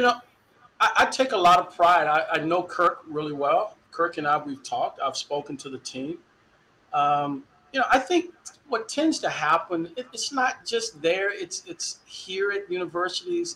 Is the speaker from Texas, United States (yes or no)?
yes; Dallas, Texas, United States; moved away as an adult; also born or lived in Waterloo, Iowa; now in Iowa, United States; growing up in Dallas, born in '64, I got a lot of conscience of history in the Dallas Independent School District